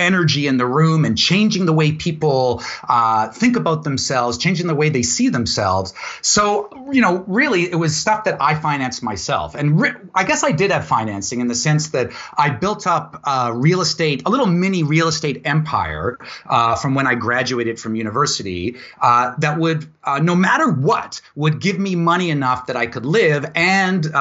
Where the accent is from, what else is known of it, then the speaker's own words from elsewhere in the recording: Vancouver, British Columbia, Canada; also born or lived in Ladner; I'm from Vancouver. So I was born and raised here, born in North Van and raised mostly in Ladner. So I consider myself a Vancouver boy